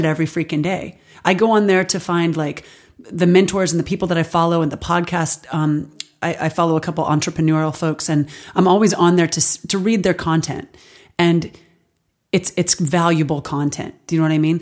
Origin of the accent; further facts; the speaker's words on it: Alabama, United States; now in Los Angeles, United States; I grew up in Alabama